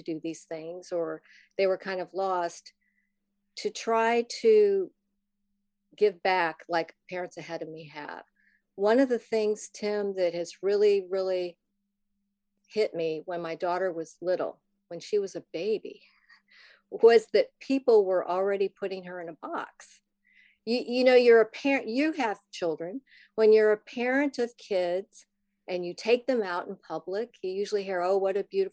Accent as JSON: {"language": "English", "region": "Midwest", "country": "United States", "tie": "born or raised there", "moved": "as an adult", "lives_now": "Virginia, United States", "said": "But I grew up in the Midwest. I live in Virginia now. I came here a long time ago to go to college."}